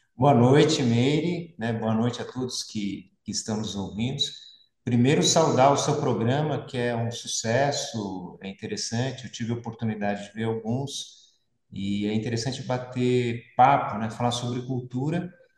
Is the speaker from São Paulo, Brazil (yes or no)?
yes; São Paulo, Brazil; moved away as an adult; also born or lived in São Bernardo do Campo / Santo André; now in São José dos Campos, Brazil; nasci em São Bernardo, me criei em São Paulo e moro em São José